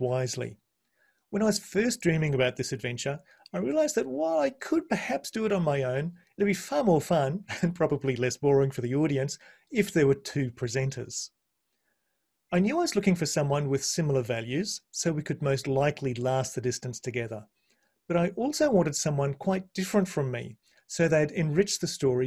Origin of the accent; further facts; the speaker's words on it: Brisbane, Queensland, Australia; also born or lived in New Zealand; I was born and bred in Brisbane